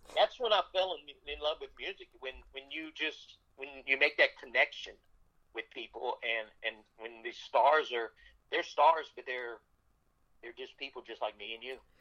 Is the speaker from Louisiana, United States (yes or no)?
yes; South Louisiana, United States; I grew up in South Louisiana in a very, very humbled home